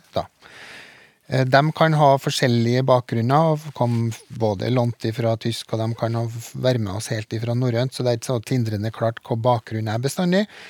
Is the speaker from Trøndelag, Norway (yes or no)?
yes; Trøndelag, Norway; Eneeier sier ørdobla, ja. Så jeg er vel trønder nok